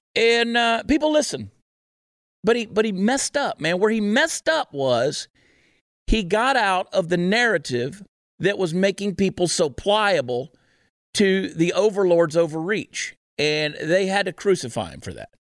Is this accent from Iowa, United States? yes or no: no; New Jersey, United States; moved away; I was born in New Jersey